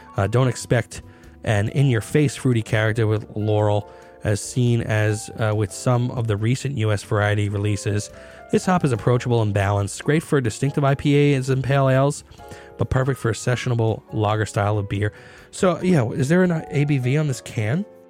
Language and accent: English; United States; I am as American as you can get